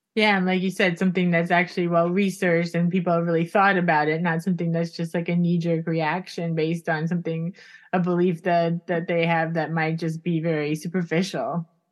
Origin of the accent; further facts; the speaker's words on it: Florida, United States; we're from Florida